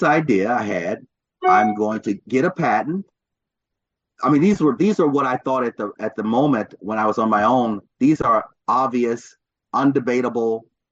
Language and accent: English; Louisville, Kentucky, United States; moved away as an adult; also born or lived in Chicago, Illinois / Ithaca, New York / Ann Arbor, Michigan / Detroit, Michigan; I was born in Chicago, grew up in Louisville, Kentucky